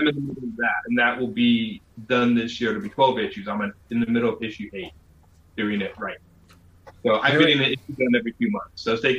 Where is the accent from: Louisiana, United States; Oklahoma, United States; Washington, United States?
Washington, United States; Vancouver; I'm from Vancouver, Washington, just outside of Portland.